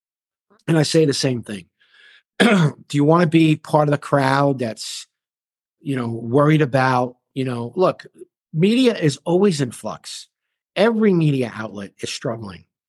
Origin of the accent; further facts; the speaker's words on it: New York City, New York, United States; I grew up in Flatbush